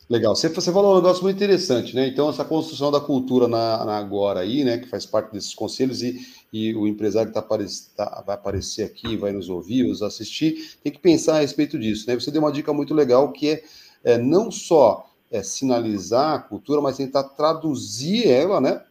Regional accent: São Paulo, Brazil; now in Curitiba, Brazil; eu sou paulistano, já estou há 26 anos aqui em Curitiba

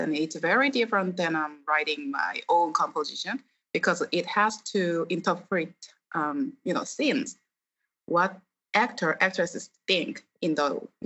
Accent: South Korea; English is a second language; moved away as an adult; now in Los Angeles, United States; Actually, I am born and raised in Korea, and then now I'm living in LA since 2013

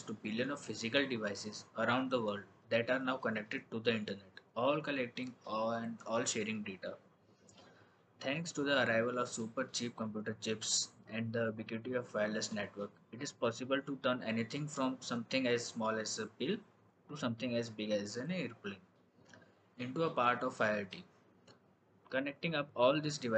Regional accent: Ahmedabad, Gujarat, India; I am from Ahmedabad

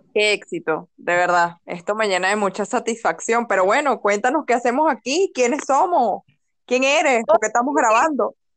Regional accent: Venezuela; como nosotros somos venezolanos

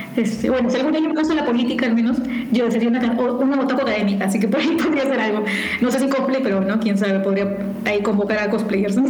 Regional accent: Bellavista, Callao, Peru; yo nací en el Callao, en Bellavista

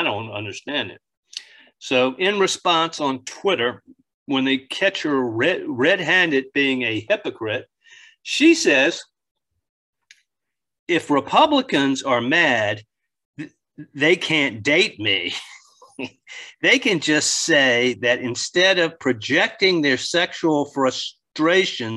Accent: Northern Neck, Virginia, United States; now in Richmond, United States; where I grew up in the Northern Neck, it snowed a lot. A lot more than it does in Richmond

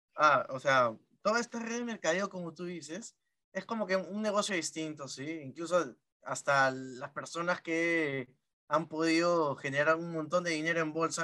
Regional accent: Chimbote, Ancash, Peru; yo soy de Chimbote

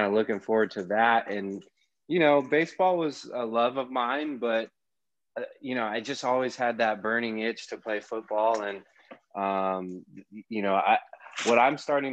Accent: Carlsbad, California, United States; also born or lived in Escondido; grew up in Escondido, Carlsbad area, went to high school at Carlsbad High School

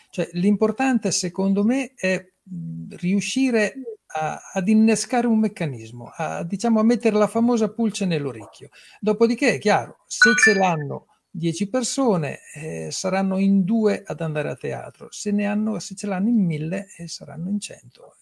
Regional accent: Fossombrone, Marche, Italy; sono di Fossombrune

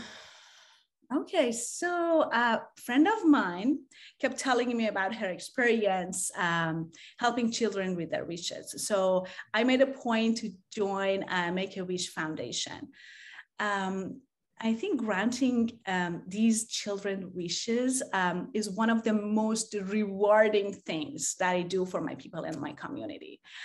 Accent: Tehran, Tehran Province, Iran; now in San Diego, United States; I grew up in Tehran, Iran

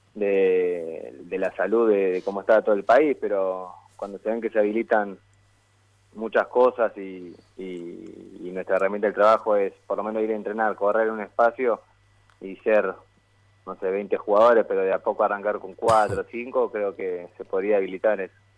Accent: Buenos Aires, Argentina; yo nací acá, acá en el barrio, y, y bueno, vivo ahora, vivo a siete cuadras del Parque Saavedra

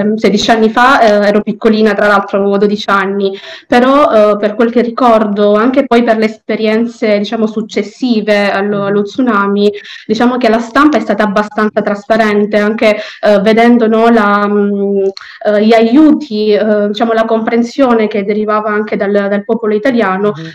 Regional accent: Palermo, Sicily, Italy; sono nata e cresciuta a Palermo

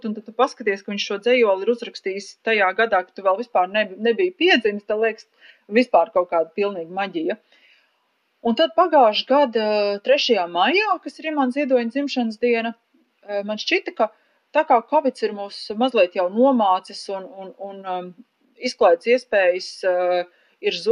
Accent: Latvia; first language Latvian; latviešu valoda ir mana dzimtā valoda

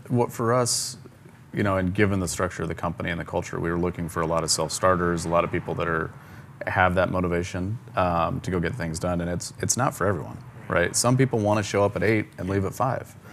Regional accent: Ogallala, Nebraska, United States; moved away as an adult; now in Atlanta, United States; I grew up in a similar sized town of Ogallala, Nebraska

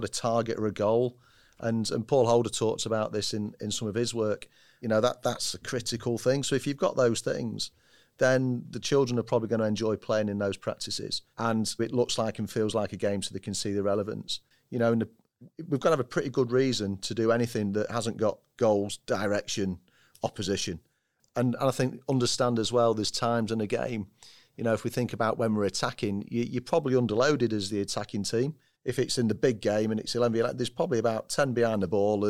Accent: Manchester, North West England, United Kingdom; I'm a Mancunian

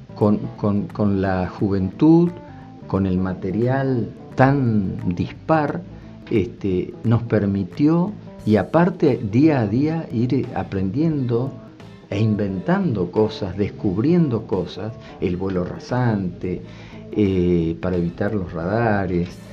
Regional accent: Tabacal, Salta, Argentina; yo nací en Tabacal, viví allí en el ingenio Tabacal

